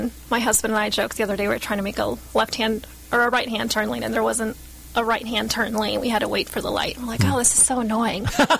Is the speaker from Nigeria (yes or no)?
no; Guatemala; I grew up in Guatemala for a few years